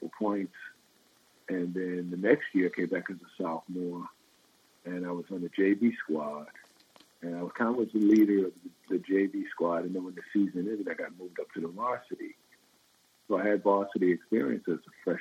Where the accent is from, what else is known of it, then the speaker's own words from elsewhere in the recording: Long Island, New York, United States; growing up in the Northeast, because I grew up in Long Island